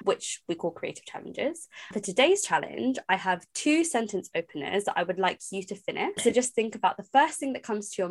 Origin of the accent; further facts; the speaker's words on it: London, United Kingdom; I'm from London